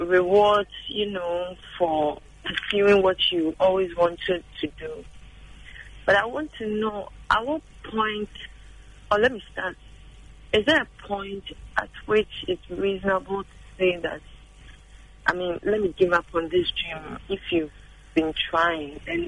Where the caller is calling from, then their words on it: Adenta, Greater Accra, Ghana; I'm calling from Adenta.